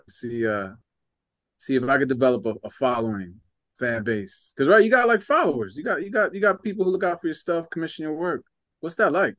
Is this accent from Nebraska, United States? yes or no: no; New Jersey, United States; moved away; I'm from New Jersey